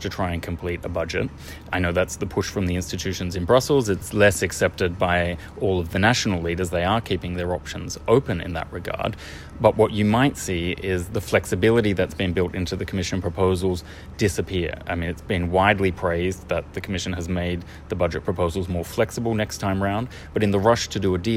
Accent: Australia; accent: Australian; moved away; And I come from Australia, you might have guessed from the accent.

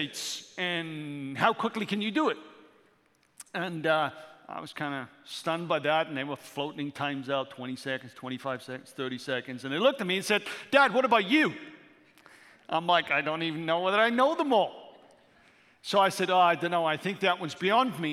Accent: Wales, United Kingdom; moved away; a six-year-old boy from Wales

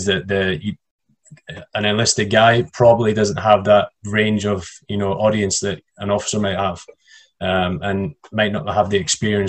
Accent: United Kingdom; I'm a Brit

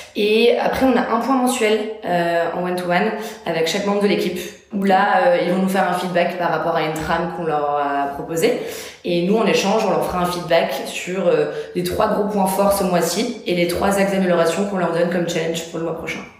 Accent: Bordeaux, Nouvelle-Aquitaine, France; moved away as an adult; now in Paris, France; j'ai quitté aussi du coup ma ville d'origine pour venir à Paris. Je suis issue de Bordeaux à la base

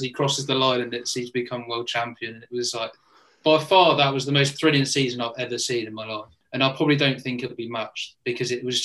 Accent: United Kingdom; I'm British

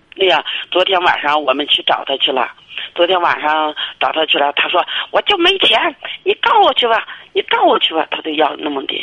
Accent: Inner Mongolia, China; 我是内蒙的

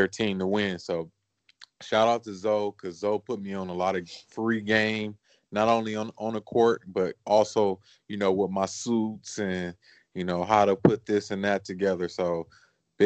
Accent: Los Angeles, California, United States; me growing up in Los Angeles, watching the Lakers

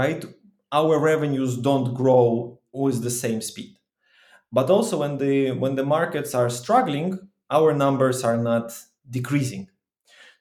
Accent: Ukraine; I'm from Ukraine

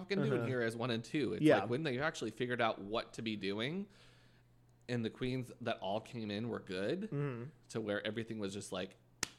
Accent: New Brunswick, Canada; I'm Canadian.

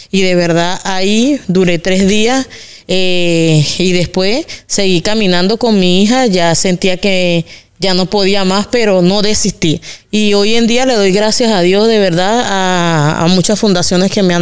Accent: Carabobo, Venezuela; moved away as an adult; now in Bucaramanga, Colombia; vengo de Carabobo, Estado Venezuela. Hace seis años llegué como migrante acá a Colombia, a la parte de Bucaramanga.

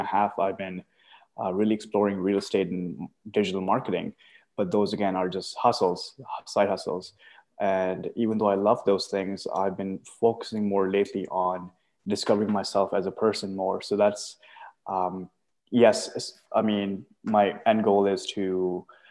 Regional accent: Pakistan; now in Canada; I'm from Pakistan, moved here around 2012

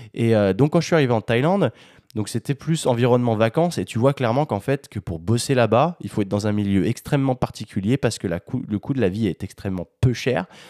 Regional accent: France; Je suis français

